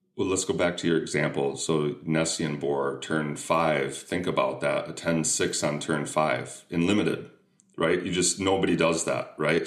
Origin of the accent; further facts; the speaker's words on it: Minnesota, United States; we're both from Minnesota